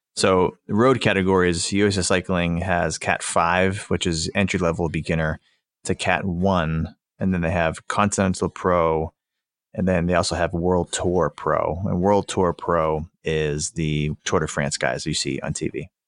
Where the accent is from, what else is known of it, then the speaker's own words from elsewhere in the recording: Boston, Massachusetts, United States; I'm from the Boston area